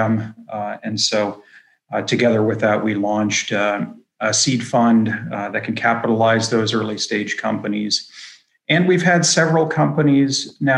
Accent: Pittsburgh, Pennsylvania, United States; also born or lived in Washington, D.C. area / Phoenix / Boston / San Francisco; I've obviously been born and raised in Pittsburgh.

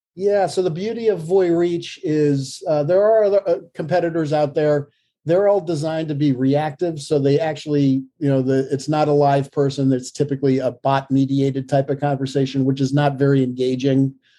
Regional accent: Vermont, United States; also born or lived in Virginia; now in Hanover, New Hampshire, United States; I was born in Vermont

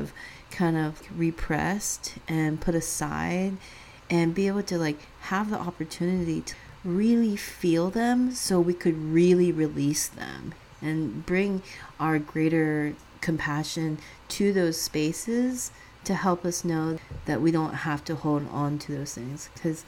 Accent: California, United States; growing up in the Bay Area, I mean, later on living in the Bay Area

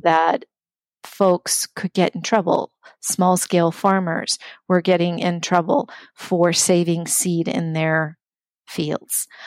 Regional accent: Omaha, Nebraska, United States; also born or lived in Riverside, California; now in St. Paul, United States; from the age of 10 years on, I grew up in Nebraska um, in the community of Omaha

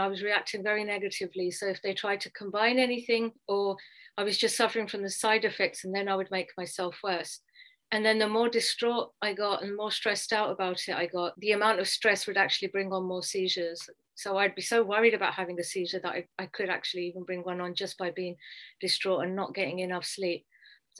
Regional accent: London, United Kingdom; moved away as an adult; now in United States; I grew up in England, alhamdulillah, in London. I went to school, college and university there

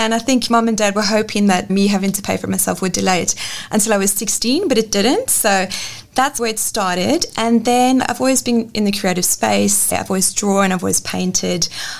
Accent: South Africa; now in Perth, Australia; I grew up in South Africa. It's the same place Charlize Theron is from

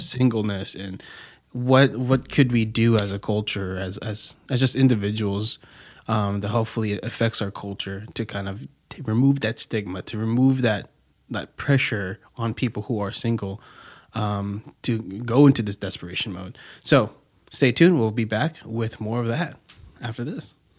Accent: Philippines; I'm Filipino.

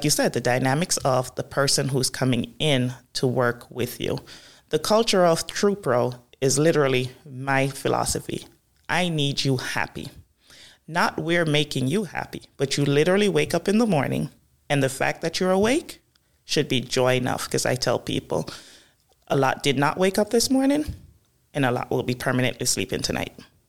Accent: Jamaica; This is growing up primarily in Jamaica, correct.

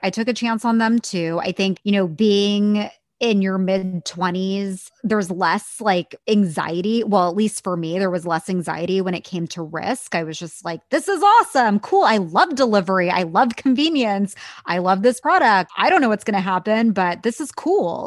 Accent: Bay Area, California, United States; I grew up in the Bay Area

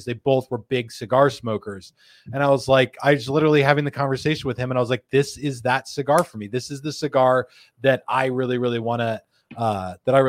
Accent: United States; I grew up in America.

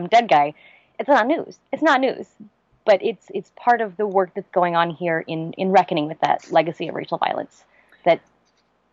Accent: Charlottesville, Virginia, United States; born or raised there

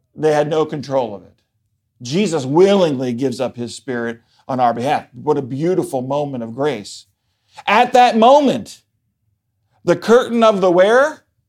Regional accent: Baltimore, Maryland, United States; moved away; I am originally from Baltimore, Maryland

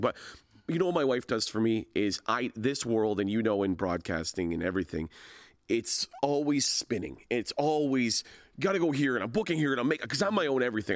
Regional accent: Hamilton, Ontario, Canada; it's about Hamilton, it's about growing up in Hamilton

